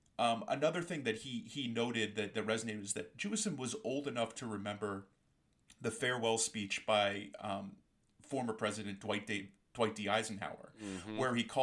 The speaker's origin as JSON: {"language": "English", "country": "Canada", "said": "Now, I say that the hockey thing is important, because being Canadian"}